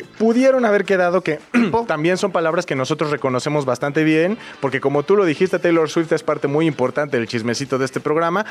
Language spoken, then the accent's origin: Spanish; Mexico City, Mexico; Yo soy chilango, todo se llama quesadilla y todo va en bolillo.